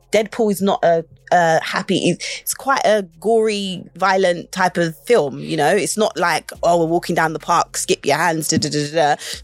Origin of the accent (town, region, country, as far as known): Birmingham, West Midlands, United Kingdom